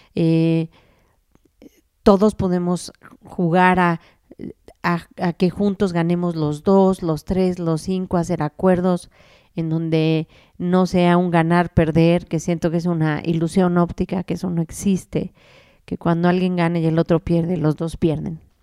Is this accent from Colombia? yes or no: no; Mexico; nosotros como mexicanos